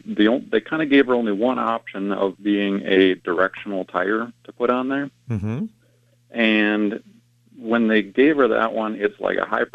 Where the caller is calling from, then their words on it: St. Cloud, Minnesota, United States; Up here in Minnesota, actually, I've called you before, but oddly enough, about some tire problems before up in the middle St. Cloud, Minnesota area.